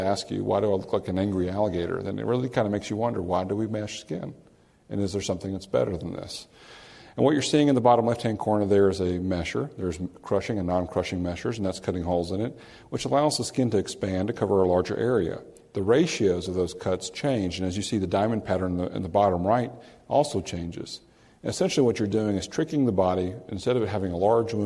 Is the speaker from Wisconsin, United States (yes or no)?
no; New Orleans, Louisiana, United States; I'm from New Orleans, and occasionally we have a few storms, and we have tarps on roofs